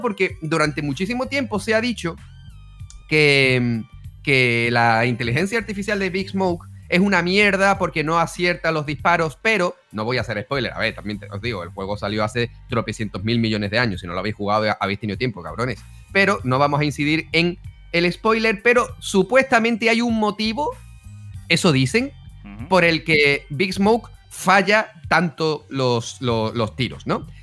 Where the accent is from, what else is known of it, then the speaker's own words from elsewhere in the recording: Spain; yo soy español